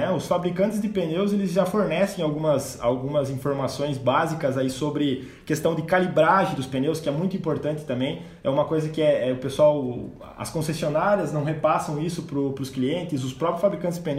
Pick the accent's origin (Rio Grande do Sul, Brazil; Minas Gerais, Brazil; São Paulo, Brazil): Rio Grande do Sul, Brazil; moved away as an adult; Logo que eu vim do Rio Grande do Sul para cá, em 2018